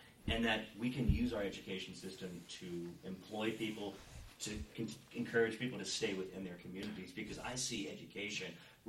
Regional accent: Williamsport, Maryland, United States; I grew up in Western Maryland, in this town.

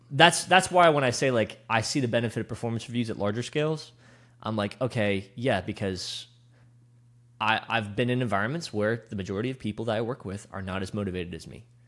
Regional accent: West Chester, Pennsylvania, United States; I grew up in, uh, Westchester.

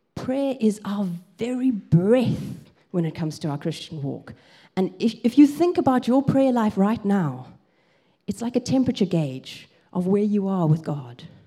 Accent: South Africa; moved away as an adult; also born or lived in Grahamstown, Eastern Cape, South Africa; now in England; I grew up in South Africa

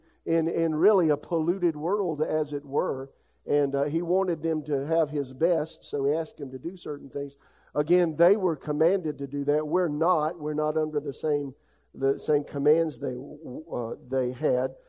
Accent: United States; I am an American by birth

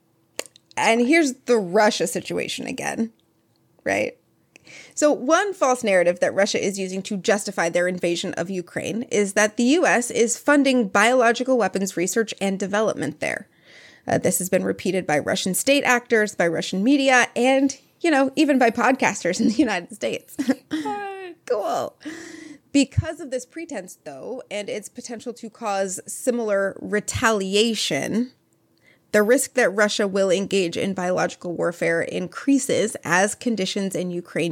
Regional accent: Canada; So growing up in the Great White North, so apparently I was scared of Ebola.

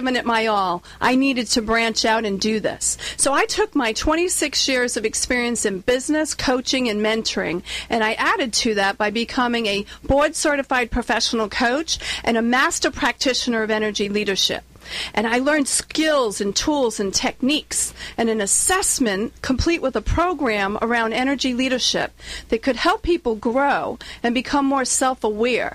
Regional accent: Warwick, Rhode Island, United States; accent: Rhode Island; moved away as an adult; now in Southern California, United States; as you can tell from my accent, I'm not from California. I'm from Warwick, Rhode Island

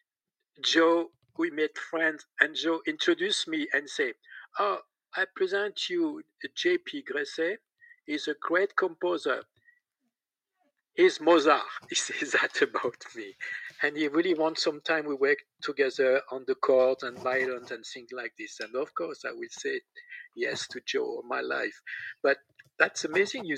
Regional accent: Besançon, Bourgogne-Franche-Comté, France; accent: French; English is a second language; I'm French with my accent.

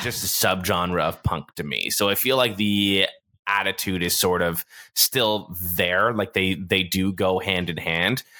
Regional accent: Toronto, Ontario, Canada; I grew up in Toronto

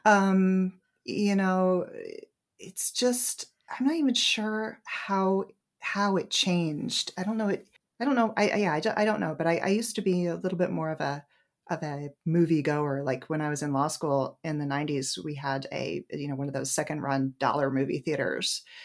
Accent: New Hampshire, United States; moved away as an adult; now in Washington, D.C. area, United States; in my hometown in New Hampshire

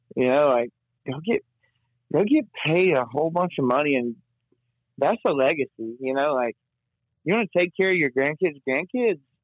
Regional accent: Canton, United States; now in Nashville, United States; got a gig back in my hometown

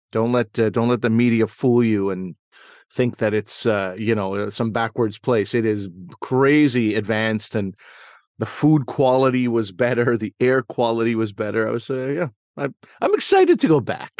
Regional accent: South Shore of Montreal, Quebec, Canada; in the South Shore of Montreal, where I grew up.

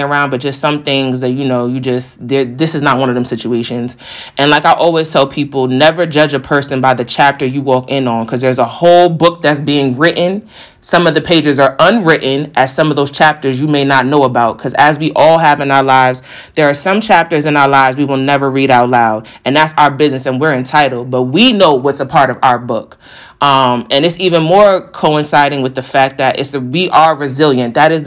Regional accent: New York, United States; I'm a New Yorker too

